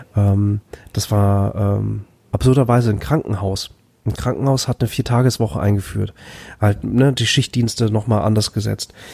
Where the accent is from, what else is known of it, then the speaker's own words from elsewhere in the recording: Bad Oeynhausen, North Rhine-Westphalia, Germany; also born or lived in Flensburg; ich bin in Flensburg geboren und dann in Bad Oeynhausen groß geworden